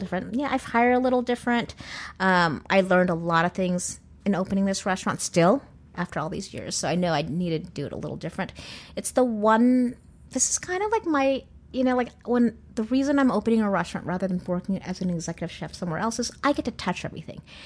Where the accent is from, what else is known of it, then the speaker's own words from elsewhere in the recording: California, United States; I'm Californian